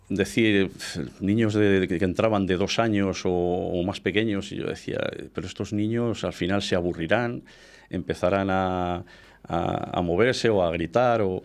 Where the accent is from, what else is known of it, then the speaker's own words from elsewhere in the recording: Íscar, Castile and León, Spain; yo siempre que digo que soy muy de Iscar, que soy nacionalista